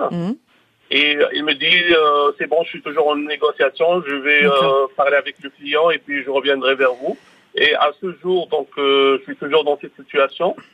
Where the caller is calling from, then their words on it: Croissy-sur-Seine, Île-de-France, France; Oui, je suis de Croissy-sur-Seine. Merci de m'avoir accueilli à l'antenne.